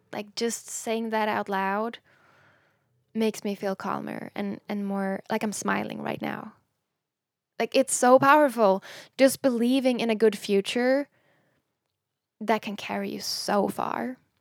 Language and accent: English; Sweden; English is a second language; moved away; when I was younger, growing up in Sweden